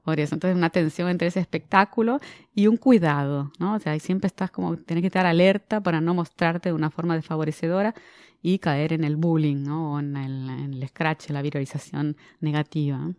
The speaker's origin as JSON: {"language": "Spanish", "country": "Argentina", "moved": "as an adult", "lives_now": "Brazil", "said": "soy argentina, pero vivo en Brasil hace 25 años"}